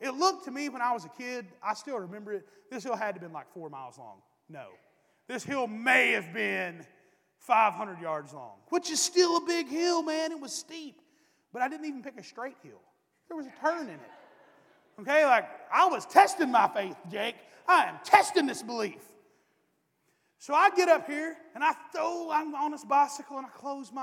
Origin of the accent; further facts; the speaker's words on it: East Tennessee, United States; moved away; I'm from East Tennessee